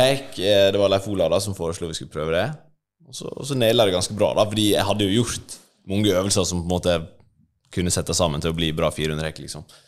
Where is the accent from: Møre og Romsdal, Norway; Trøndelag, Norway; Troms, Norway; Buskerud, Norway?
Møre og Romsdal, Norway; Ulsteinvik; moved away as an adult; now in Oslo, Norway; bodde jo i Ulsteinvik, der jeg er fra, på Vestlandet, til etter videregående.